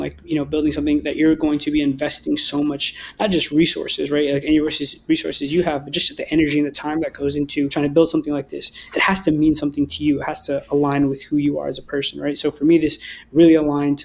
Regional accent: Berkeley, California, United States; being from the Bay Area myself, you know, growing up in Berkeley

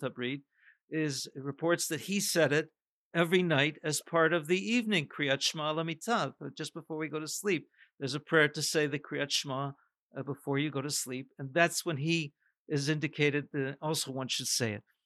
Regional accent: Canada; a North American growing up in Canada

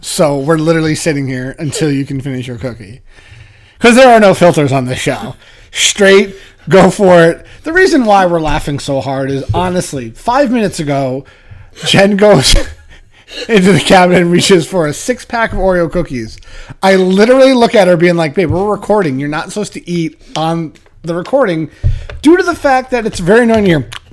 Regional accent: Massachusetts, United States; I grew up in Massachusetts

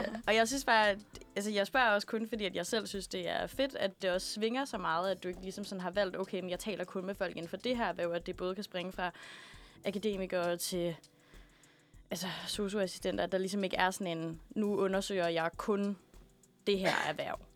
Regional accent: Aalborg, North Denmark Region, Denmark; now in Copenhagen, Denmark; Jeg har været et uh, smut hjemme i Aalborg

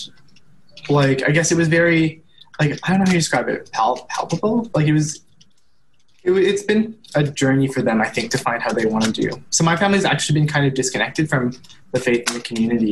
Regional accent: Sherwood Park, Alberta, Canada; my whole life I've lived in Sherwood

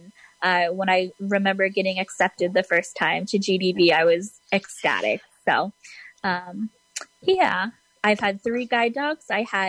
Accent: Southern California, United States; So I grew up in Southern California. So I am a Californian at heart. Moved to Northern California for college, but then ended back in Southern California for law school about 20 minutes from my hometown

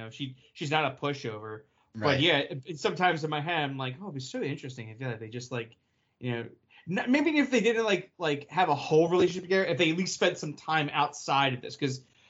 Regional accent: New Jersey, United States; what, you insult me because I'm from Jersey?

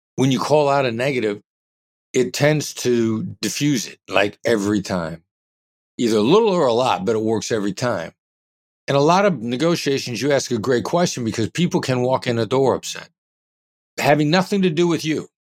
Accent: Iowa, United States; moved away as an adult; also born or lived in Kansas City, Missouri; I grew up in Iowa, small town Midwestern guy

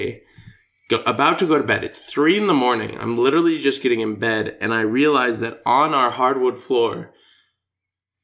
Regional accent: United States

